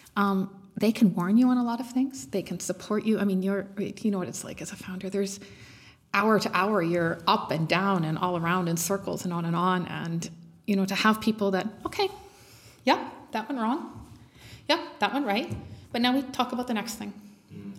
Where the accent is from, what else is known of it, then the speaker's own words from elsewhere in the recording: Canada; moved away as an adult; now in Germany; I am Canadian, moved to Germany um, a few years ago